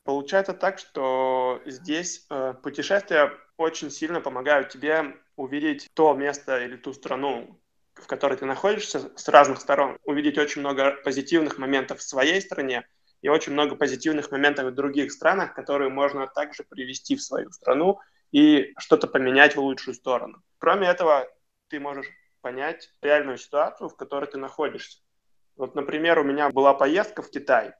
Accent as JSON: {"language": "Russian", "town": "Khabarovsk", "region": "Khabarovsk Krai", "country": "Russia", "said": "я сам из Хабаровска"}